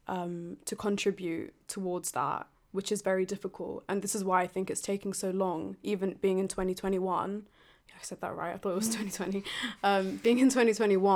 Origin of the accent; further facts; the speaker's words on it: London, United Kingdom; a coloured female born and raised in London